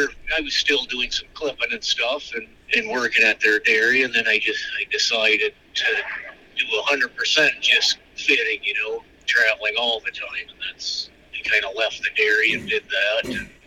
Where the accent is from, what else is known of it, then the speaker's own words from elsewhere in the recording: south central Minnesota, United States; I grew up in Minnesota, like south central part. Grew up on a dairy there.